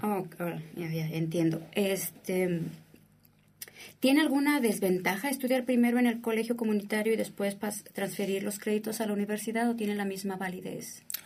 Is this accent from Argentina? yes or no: no; Mexico; moved away as an adult; now in United States; en México, por lo regular, asociamos la palabra colegio como una escuela particular